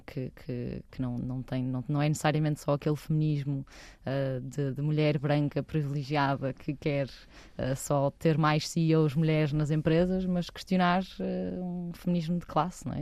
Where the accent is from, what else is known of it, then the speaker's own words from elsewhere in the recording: Porto, Norte, Portugal; nasci no Porto, uma família de classe alta, sempre estudei em boas escolas